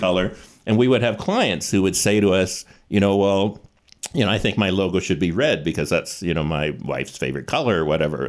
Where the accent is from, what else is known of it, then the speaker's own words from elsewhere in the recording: Calgary, Alberta, Canada; I was born in Calgary